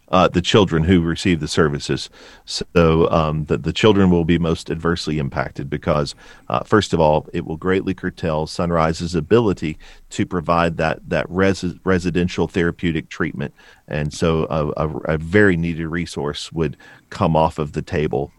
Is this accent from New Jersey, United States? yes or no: no; Bowling Green, Kentucky, United States; also born or lived in Stone Mountain, Georgia; grew up in, in Bowling Green